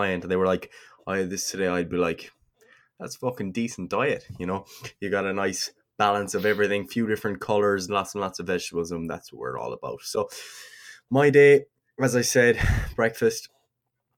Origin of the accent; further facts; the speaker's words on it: Kerry, Munster, Ireland; I'm from Kerry, all right?